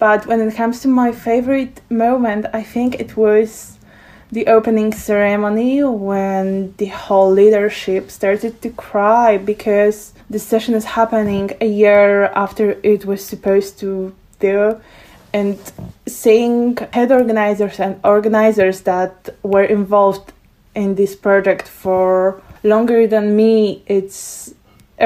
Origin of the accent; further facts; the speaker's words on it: Poland; I'm from Poland